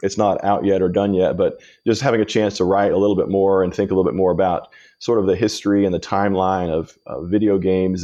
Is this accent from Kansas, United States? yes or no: yes; Kansas, United States; I grew up in Kansas